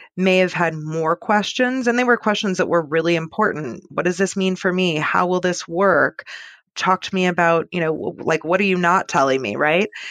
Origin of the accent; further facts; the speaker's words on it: Seattle, Washington, United States; now in San Francisco, United States; I grew up in Seattle